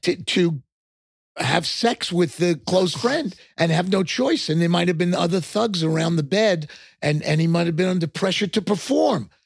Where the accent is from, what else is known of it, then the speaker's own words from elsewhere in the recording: Long Island, New York, United States; accent: New York; moved away; also born or lived in Texas; I grew up on Long Island